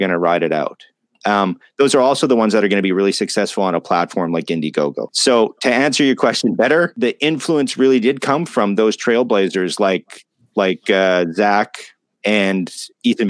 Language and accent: English; Canada; I'm Canadian.